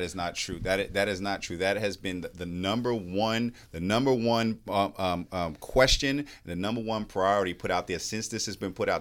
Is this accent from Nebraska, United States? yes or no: no; New York City, New York, United States; now in Mecklenburg County, United States; I grew up in New York City public schools and a family of public school educators.